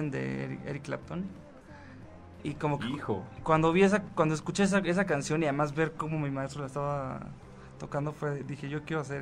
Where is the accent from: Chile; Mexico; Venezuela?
Mexico; Mexico City; Nací aquí. No has vivido en otras otra ciudad. Este, no, siempre aquí en el DF, mm. en la CDMX ahora.